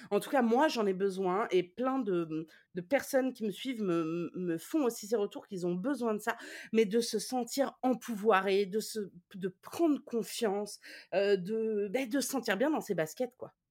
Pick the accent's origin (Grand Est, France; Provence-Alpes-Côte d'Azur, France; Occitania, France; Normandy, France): Occitania, France; Toulouse; Euh, moi, je suis de Toulouse et personne ne tire les cartes à Toulouse.